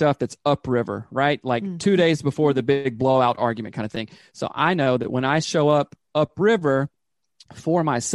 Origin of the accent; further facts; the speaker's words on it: the South, United States; I grew up in the South